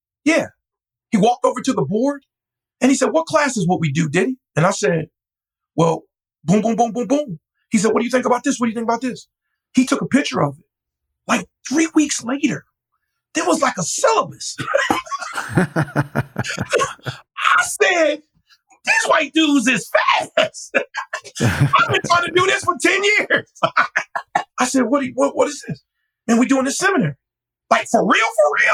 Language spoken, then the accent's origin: English; Paterson, New Jersey, United States; growing up in Paterson, New Jersey